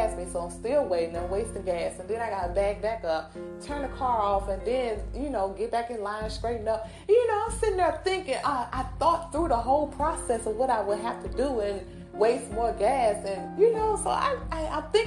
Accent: Mississippi, United States; accent: country; I'm from Mississippi. So I may be a little country on here

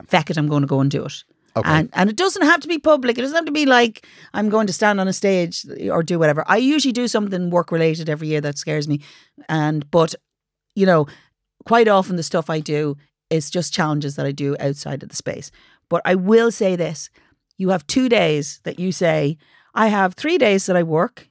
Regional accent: Dublin, Leinster, Ireland; also born or lived in Ballymun; I was born in Ballymun, but I lived in Finglas mostly, so maybe maybe Finglas Rose.

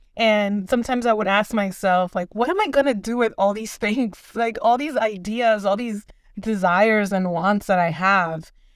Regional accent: Dominican Republic; moved away; I am originally from the Dominican Republic.

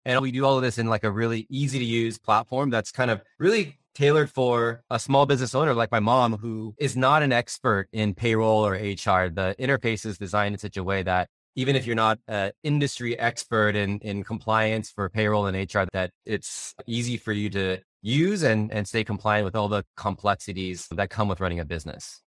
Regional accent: Upland, California, United States; I was born and raised in Southern California

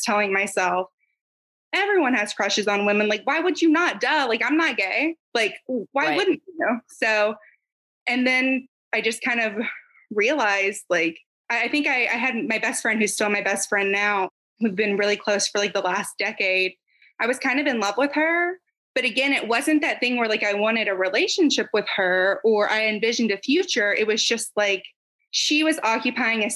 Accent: near Atlanta, Georgia, United States; In Georgia, actually. So like near Atlanta, like northwest of Atlanta, about by 45 minutes.

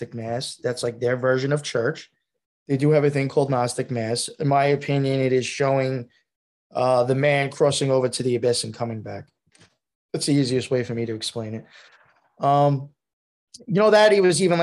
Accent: Long Island, New York, United States; I grew up on Long Island

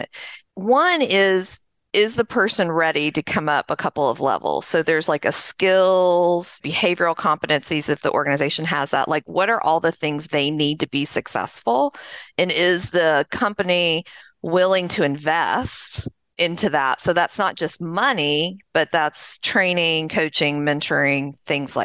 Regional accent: just south of Nashville, Middle Tennessee, United States; I grew up in Middle Tennessee, just south of Nashville, as you can probably tell from my accent

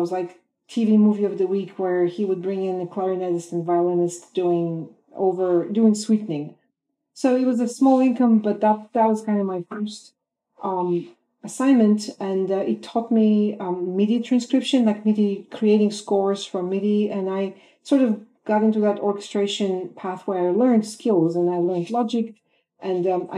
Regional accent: Bulgaria; moved away as an adult; now in United States; I was born in Bulgaria, Eastern Europe. I graduated with a music degree there

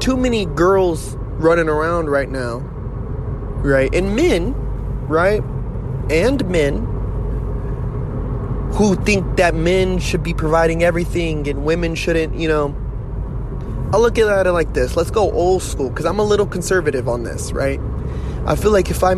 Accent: United States; I'm an American

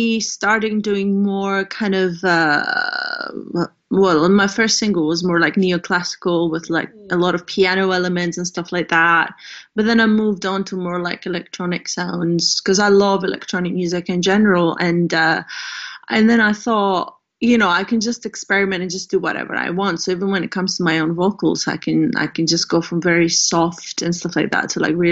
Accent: Greece; also born or lived in Amsterdam, Netherlands; now in Scotland, United Kingdom; I'm based in the UK, but I'm originally from Greece.

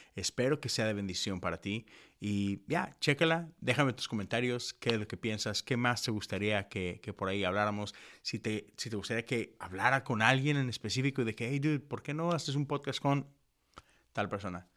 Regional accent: Monterrey, Nuevo León, Mexico; moved away as an adult; now in Houston, United States; yo crecí en Monterrey, en una burbuja metodista

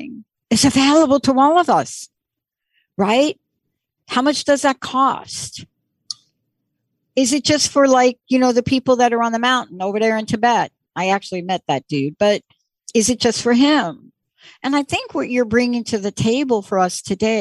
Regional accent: New York, United States; I grew up in the East Coast and in New York

